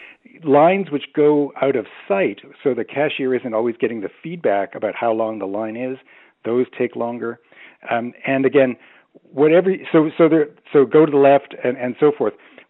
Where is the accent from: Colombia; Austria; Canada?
Canada; Toronto, Ontario; I'm from Toronto